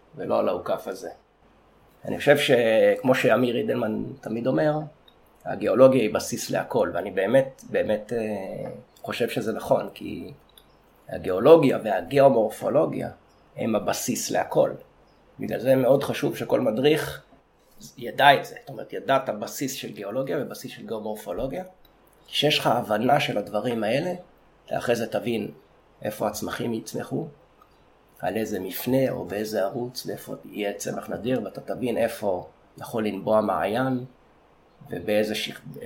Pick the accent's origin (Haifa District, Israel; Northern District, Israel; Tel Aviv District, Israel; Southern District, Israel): Southern District, Israel; Sde Boker; אולי נתחיל מזה שגדלתי בקיבוץ שדה בוקר. אני נולדתי שלושה קילומטר מאיפה שאנחנו עכשיו במדרשה, בקיבוץ שדה בוקר